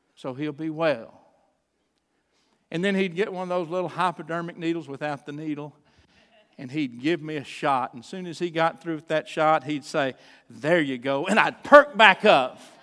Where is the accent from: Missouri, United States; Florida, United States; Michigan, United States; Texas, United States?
Texas, United States; Chandler; also born or lived in Troup, Texas; I was born in the little town where I grew up, the little town of Chandler, Texas